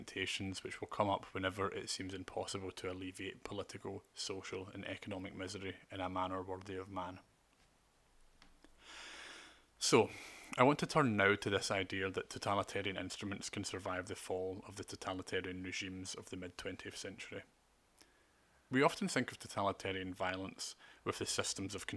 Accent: United Kingdom; I have rights as a British and European Union citizen

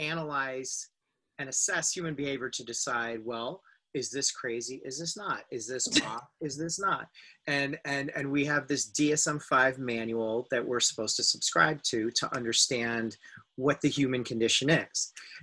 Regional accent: India; I am Indian. I was raised Sufi

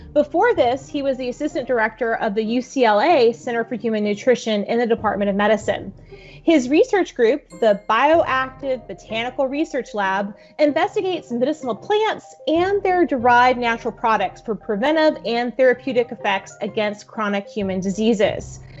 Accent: South Florida, United States; I grew up in South Florida

